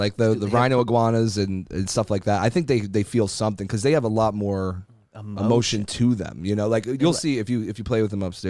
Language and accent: English; New Jersey, United States; moved away; I'm from Jersey